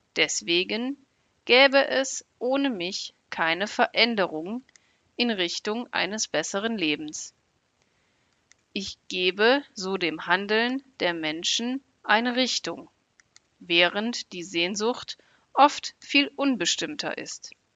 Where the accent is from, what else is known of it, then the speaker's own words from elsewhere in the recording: Germany; ich komme aus Deutschland.